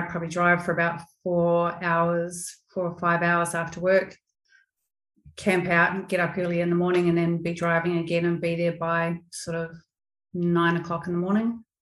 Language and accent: English; New Zealand; now in Australia; I'm a Kiwi.